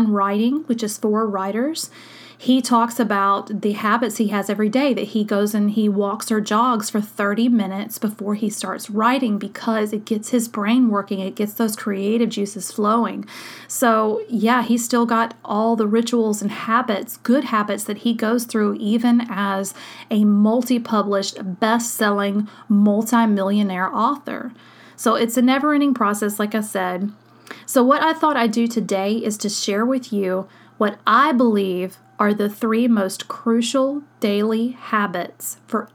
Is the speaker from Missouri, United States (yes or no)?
no; Long Beach, Mississippi, United States; my hometown in Long Beach, where I went to high school